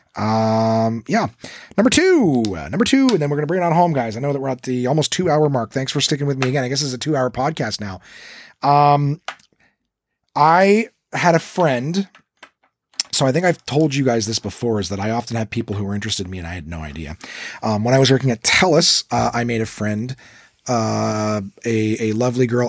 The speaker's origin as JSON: {"language": "English", "region": "Ontario", "country": "Canada", "said": "we're English and Ontario predominantly"}